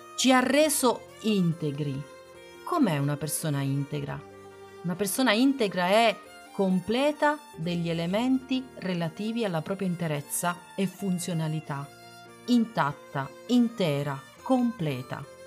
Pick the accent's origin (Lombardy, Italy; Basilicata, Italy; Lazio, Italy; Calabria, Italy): Basilicata, Italy; Matera; a Matera, nella mia terra di origine